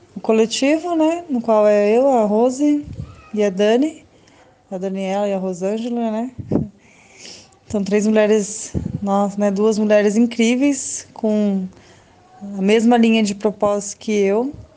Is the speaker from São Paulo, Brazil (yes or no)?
yes; São Paulo, Brazil; aqui do meu bairro mesmo, na rua da, da minha casa, onde eu nasci e cresci, na Zona Leste